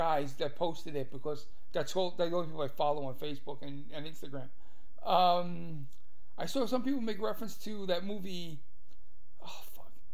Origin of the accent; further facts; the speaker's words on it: New York City, New York, United States; when I was growing up in Brooklyn, on the corner of Schenectady Avenue and Flatbush Avenue